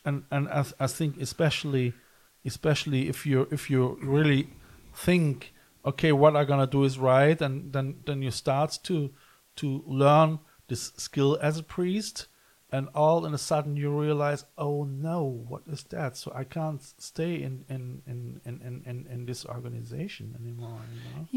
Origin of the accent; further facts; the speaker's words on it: Cologne, North Rhine-Westphalia, Germany; now in West Cork, Ireland; I come from Cologne